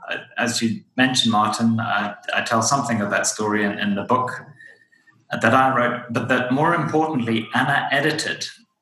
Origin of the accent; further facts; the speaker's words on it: Zimbabwe; So I'm from Zimbabwe in Southern Africa.